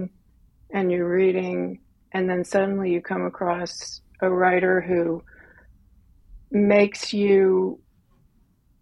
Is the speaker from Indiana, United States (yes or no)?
no; New Orleans, Louisiana, United States; I'm from New Orleans